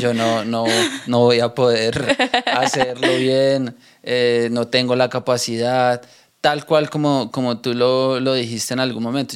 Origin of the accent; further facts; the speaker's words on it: Bogotá, Colombia; nosotros en Bogotá tenemos un acento particular